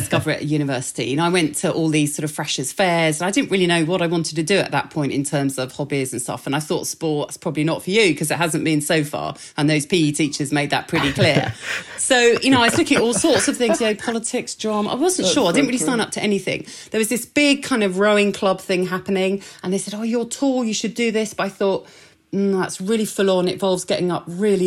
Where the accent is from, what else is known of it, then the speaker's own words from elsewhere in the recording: Essex, East of England, United Kingdom; where I grew up in Essex